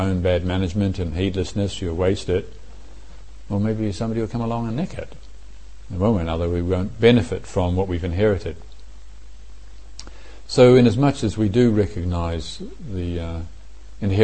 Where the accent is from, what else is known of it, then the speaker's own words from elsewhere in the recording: Morrinsville, Waikato, New Zealand; everybody in where I grew up in Moranesville used to go out shooting rabbits or pigs as well